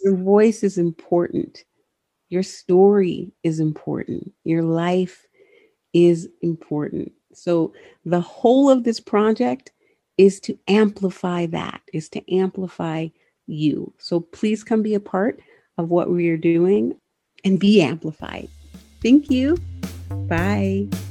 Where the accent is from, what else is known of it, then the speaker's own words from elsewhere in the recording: Southern California, United States; moved away; I'm originally from Southern California